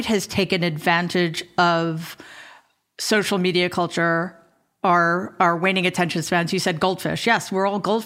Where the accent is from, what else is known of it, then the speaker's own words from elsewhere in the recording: New York City, New York, United States; I grew up in Jamaica, Queens